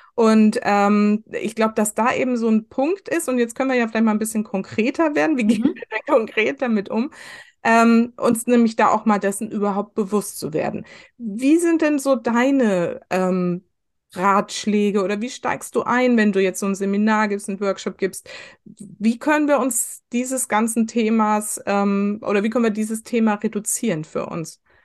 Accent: West Germany, Germany; ich bin im Westen groß geworden

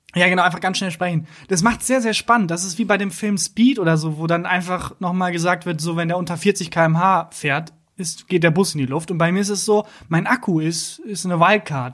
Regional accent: Bielefeld, North Rhine-Westphalia, Germany; now in Cologne, Germany; Ich komme aus Bielefeld

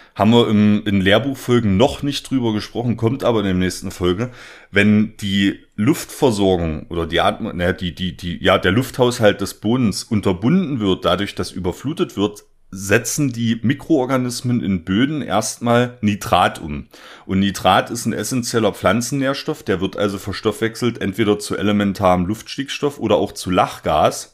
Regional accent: the East, eastern Germany, Germany; ich komme quasi aus dem Osten

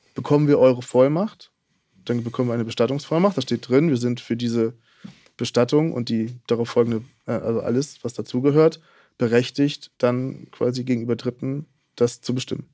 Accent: Hamburg, Germany; Ich komme aus Hamburg

